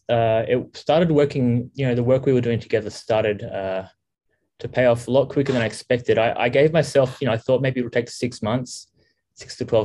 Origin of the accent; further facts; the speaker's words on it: Melbourne, Victoria, Australia; moved away as an adult; now in Vietnam; I'm from Australia, originally Melbourne, Australia.